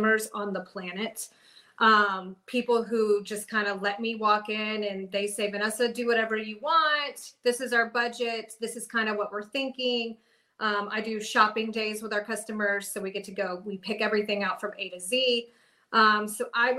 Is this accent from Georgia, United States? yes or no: yes; Cumming, Georgia, United States; I'm from Cumming